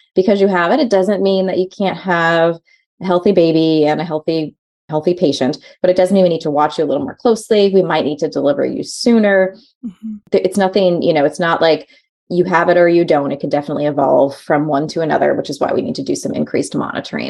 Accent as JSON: {"language": "English", "region": "New York", "country": "United States", "tie": "born or raised there", "moved": "yes", "lives_now": "Portland, United States", "said": "growing up in New York"}